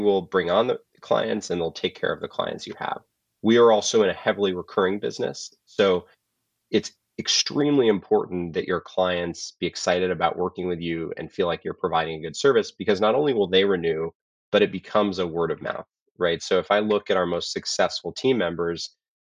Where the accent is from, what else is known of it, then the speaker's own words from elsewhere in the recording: Colorado, United States; moved away; I'm from Colorado originally